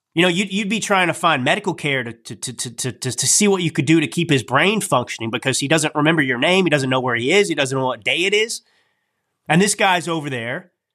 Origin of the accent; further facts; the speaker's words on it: United States; I am an American.